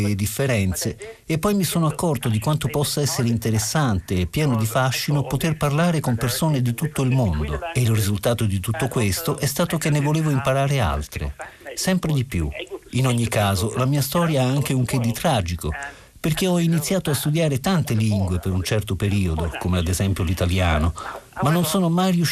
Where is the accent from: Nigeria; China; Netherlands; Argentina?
Netherlands; Limburg; accent: Limburgish; first language Limburgish; Italian is a second language; Io sono eh, cresciuto parlando olandese, la mia lingua d'origine è chiamata limburghese.